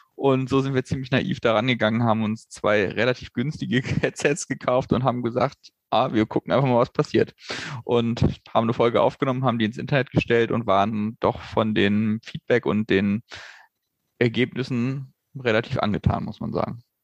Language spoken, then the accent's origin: German; Hanover, Lower Saxony, Germany; wir beide gebürtig aus Hannover kommen